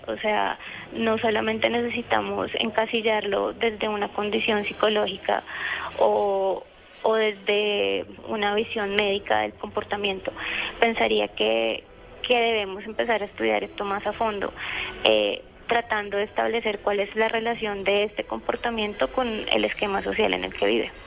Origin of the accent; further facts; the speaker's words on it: Colombia; como nosotros colombianos